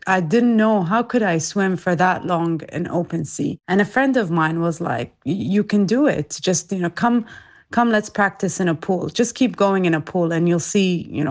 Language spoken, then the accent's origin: English; Abu Dhabi, United Arab Emirates; also born or lived in Iraq; I'm from Iraq, but I was born and raised in Abu Dhabi in the UAE